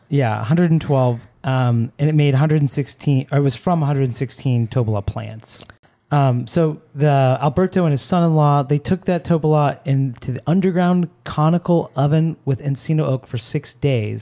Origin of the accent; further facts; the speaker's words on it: Florida, United States; I'm from Florida